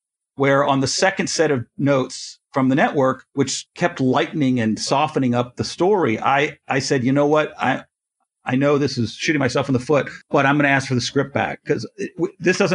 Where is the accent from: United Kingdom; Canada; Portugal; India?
Canada; I'm Canadian